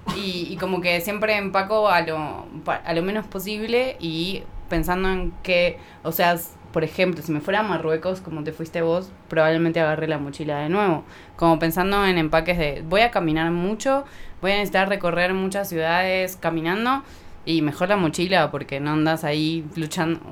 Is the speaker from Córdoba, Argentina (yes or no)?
no; Buenos Aires, Argentina; also born or lived in Tucumán; yo crecí en Buenos Aires, pero mi familia es de Tucumán, del norte.